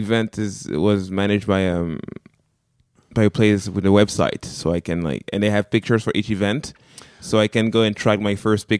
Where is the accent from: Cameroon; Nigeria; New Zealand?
Cameroon; first language French; English is a second language; moved away as an adult; now in France; I'm from Cameroon.